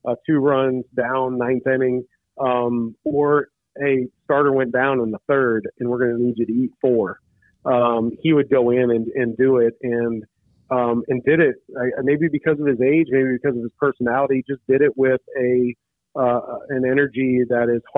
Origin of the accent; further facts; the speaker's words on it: Illinois, United States; I grew up in Illinois